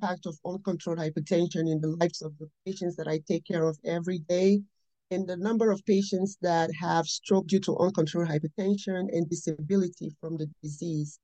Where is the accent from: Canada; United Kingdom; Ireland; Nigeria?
Nigeria; moved away as an adult; now in United States; I was raised and born in Nigeria. I came to this country when I was in my early 20s, and I've been in the United States for more than 30 years now.